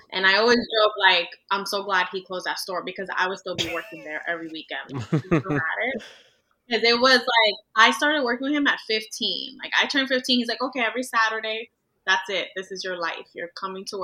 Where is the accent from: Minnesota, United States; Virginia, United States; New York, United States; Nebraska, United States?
New York, United States; New York City; also born or lived in Dominican Republic; now in Riverdale, Bronx, United States; I was born in the Dominican Republic and raised in Washington Heights